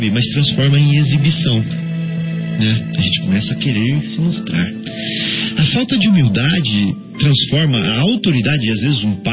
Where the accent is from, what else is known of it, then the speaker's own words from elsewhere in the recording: Barbacena, Minas Gerais, Brazil; also born or lived in Santa Rita do Sapucaí; quando eu era criança, lá em Barbacena.